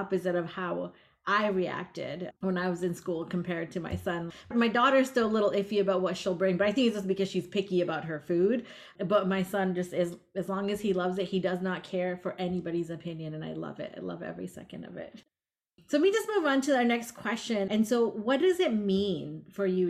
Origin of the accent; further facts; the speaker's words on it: Vermont, United States; moved away; I grew up in Vermont